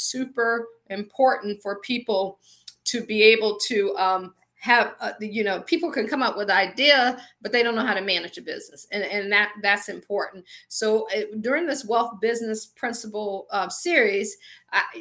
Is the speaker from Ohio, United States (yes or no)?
yes; Akron, Ohio, United States; moved away as an adult; also born or lived in Washington, D.C. / Baltimore / Pittsburgh; I am from Akron, Ohio. I always joke and say I grew up shy, sheltered in church basically 6 days a week.